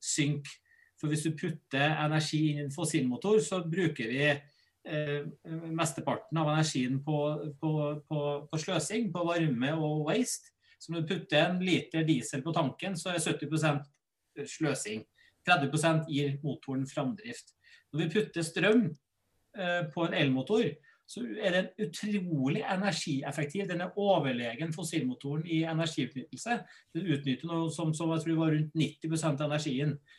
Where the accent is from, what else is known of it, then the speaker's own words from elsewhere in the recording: Norway; Norge vi er verdensmestere i strømforbruk